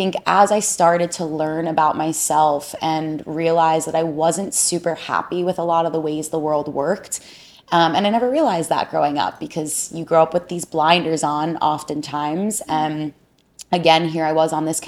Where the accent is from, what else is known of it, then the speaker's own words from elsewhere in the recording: South Florida, United States; born and raised in South Florida, a South Florida baby